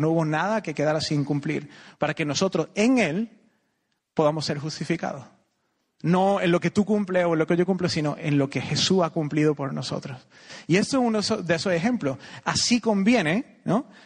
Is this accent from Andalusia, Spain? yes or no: yes; Córdoba, Andalusia, Spain; moved away as an adult; also born or lived in United States; now in Costa Rica; nací aquí, iba al Colegio Salvador Vinuesa, que está aquí cerca, jugué un montón